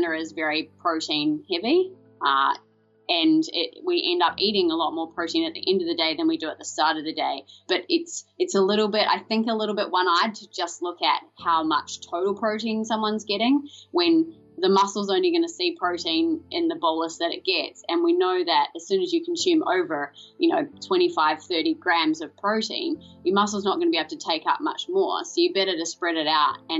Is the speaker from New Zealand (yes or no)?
yes; New Zealand; moved away as an adult; now in Melbourne, Australia; I'm originally from New Zealand